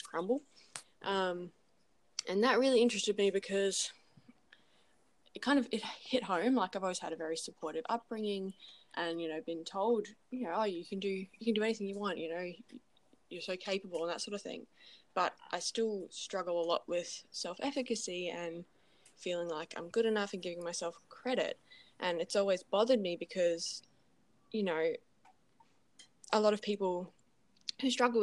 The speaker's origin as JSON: {"language": "English", "town": "Gold Coast", "region": "Queensland", "country": "Australia", "said": "I'm from the Gold Coast"}